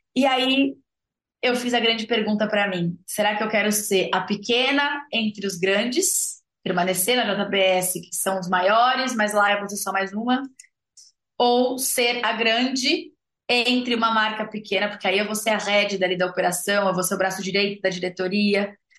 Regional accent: São Paulo, Brazil; moved away as an adult; also born or lived in Botucatu; eu sou uma zootecnista nascida e criada em São Paulo, capital

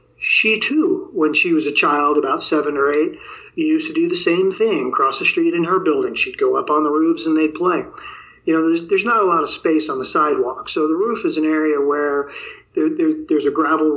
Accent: New York City, New York, United States; moved away; also born or lived in the West (US); I grew up in New York City, and I lived in the Bronx, New York, in my early childhood

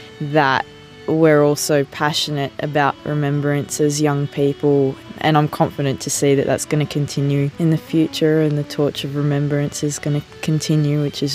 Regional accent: Australia; I'm from Australia and I'm with the Australian Air Force Cadets.

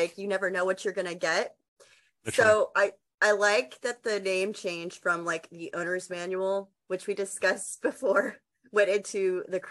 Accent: Texas, United States; I'm from Texas

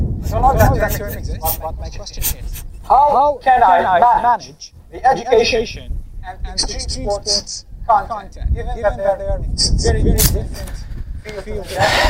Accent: Algeria; English is a second language; I'm from Algeria

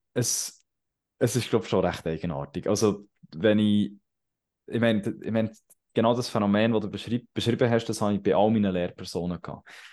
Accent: Bern, Switzerland; accent: eastern Bernese German

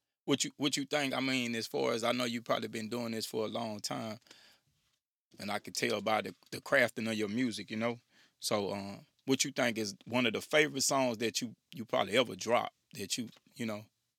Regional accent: Louisiana, United States; From the boot. Yeah. From my hometown.

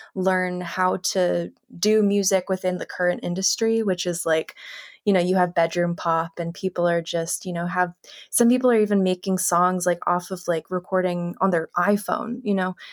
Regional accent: Los Angeles, California, United States; also born or lived in Connecticut; I was born and raised in Los Angeles

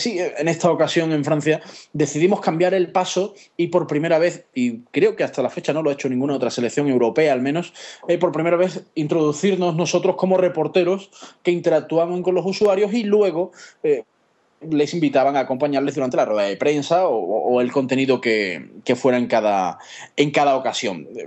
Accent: Seville, Andalusia, Spain; los dos somos de Sevilla

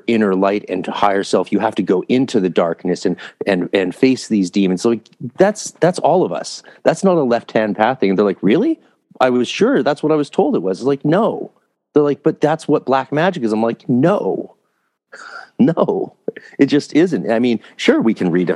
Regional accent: Canada; also born or lived in California; So, I'm Canadian.

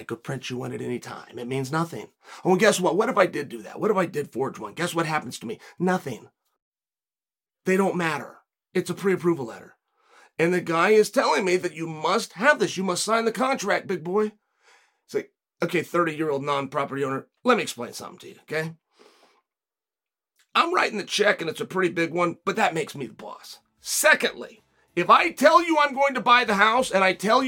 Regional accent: West Linn, Oregon, United States; I was born in West Lynn, but I will die in West Lynn. I will never leave.

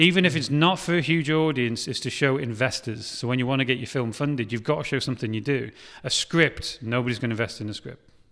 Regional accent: Wales, United Kingdom; now in Liverpool, United Kingdom; I'm Welsh

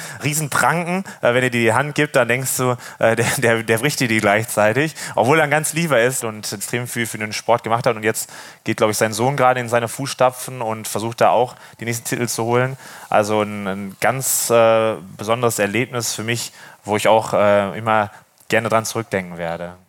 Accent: Wesel, North Rhine-Westphalia, Germany; moved away as an adult; now in Norderney, Germany; Ursprünglich komme ich ja vom Niederrhein aus Wesel

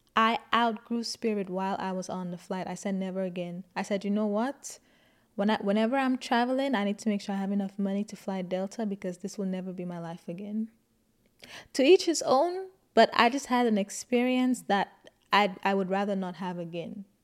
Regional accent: St. Lucia; I grew up in Saint Lucia and I went to a Catholic school

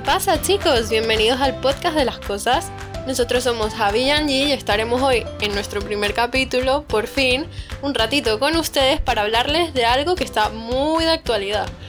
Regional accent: Madrid, Community of Madrid, Spain; También soy de, aquí, de Madrid

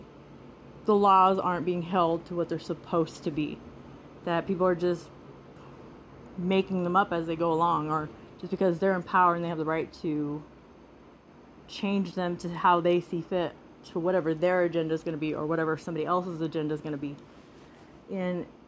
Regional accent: Nebraska, United States; now in Las Vegas, United States; we're from Nebraska. We're these good old down-home folks

